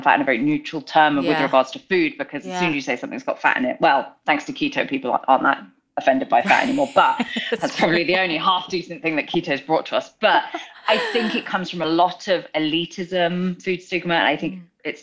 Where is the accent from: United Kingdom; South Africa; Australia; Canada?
United Kingdom; moved away as an adult; now in Los Angeles, United States; I'm from the UK, born and raised. We moved out to LA 2018.